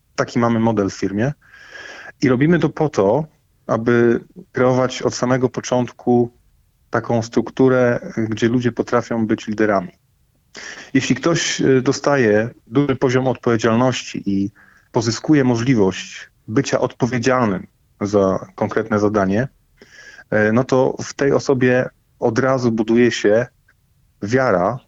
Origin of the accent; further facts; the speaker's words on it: Poland; My jesteśmy Polakami